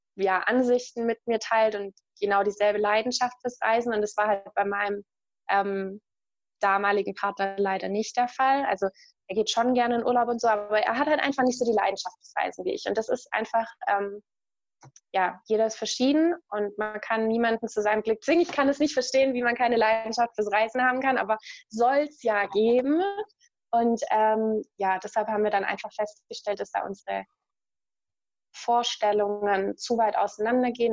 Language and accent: German; Germany; ich mag auch meine Heimat. Also es ist jetzt nicht so, dass ich mich unwohl fühle in Deutschland